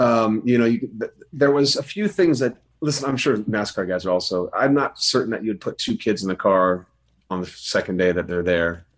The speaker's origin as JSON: {"language": "English", "region": "California", "country": "United States", "tie": "born or raised there", "said": "I grew up in California"}